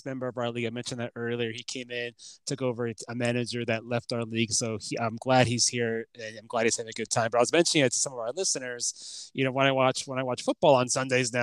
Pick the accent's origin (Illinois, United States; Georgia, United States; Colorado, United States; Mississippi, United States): Illinois, United States; Chicago; moved away; I'm from Chicago originally